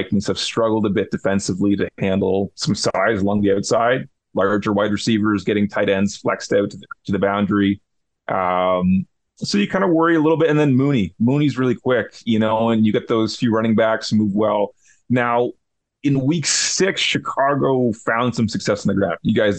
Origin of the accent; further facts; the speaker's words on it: Canada; but also me being Canadian.